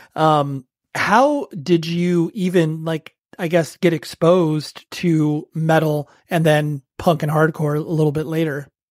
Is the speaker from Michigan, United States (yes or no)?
no; Southern California, United States; I'm from Southern California and I'm in my early 40s.